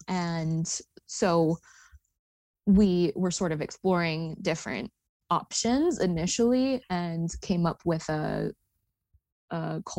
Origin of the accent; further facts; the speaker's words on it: Hong Kong; moved away; I grew up in Hong Kong, China, and started studying Mandarin when I was in elementary school